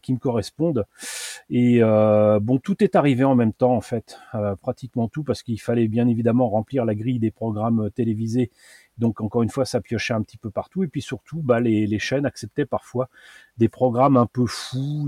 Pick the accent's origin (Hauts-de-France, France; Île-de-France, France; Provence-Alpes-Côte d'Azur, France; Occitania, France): Île-de-France, France; Paris; à côté de chez moi à Paris, il y avait les, les puces de Montreuil